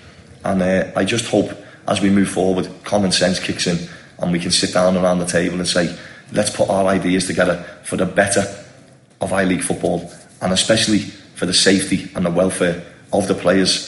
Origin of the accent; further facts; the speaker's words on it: India; homegrown players for me is Indian local players. You know, we're all from India.